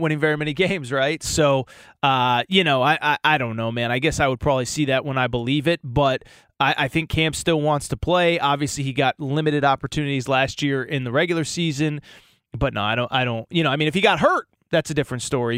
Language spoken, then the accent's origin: English; Connecticut, United States; I grew up in Connecticut